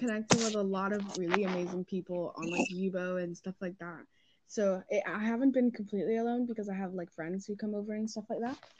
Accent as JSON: {"language": "English", "region": "New York", "country": "United States", "tie": "born or raised there", "moved": "yes", "lives_now": "Georgia, United States", "said": "I was born in New York"}